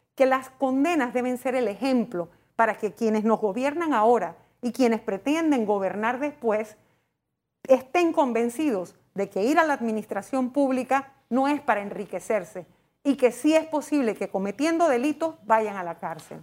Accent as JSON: {"language": "Spanish", "country": "Panama"}